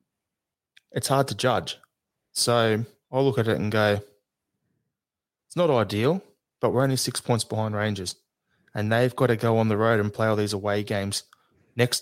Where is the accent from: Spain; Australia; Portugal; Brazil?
Australia; I'm Australian